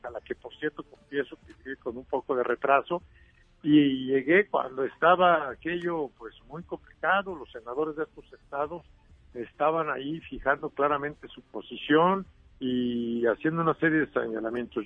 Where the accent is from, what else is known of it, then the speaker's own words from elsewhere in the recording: Michoacán, Mexico; en Michoacán, de donde yo soy